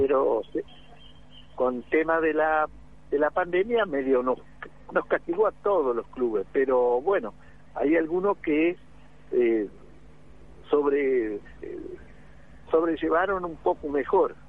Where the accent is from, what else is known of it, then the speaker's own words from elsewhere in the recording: Entre Ríos, Argentina; moved away as an adult; now in Capitán Sarmiento, Argentina; yo no soy de acá de Sarmiento tampoco, yo soy de Entre Ríos, así que yo vine con, con la empresa que está acá, avícola